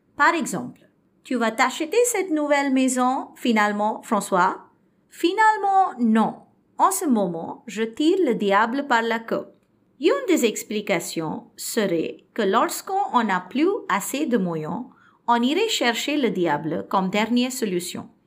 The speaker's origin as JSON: {"language": "French", "country": "India", "second_language": "French", "said": "je suis indienne et étudiante de français"}